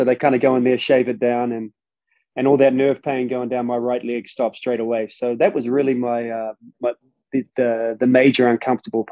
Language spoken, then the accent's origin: English; New Zealand; growing up over there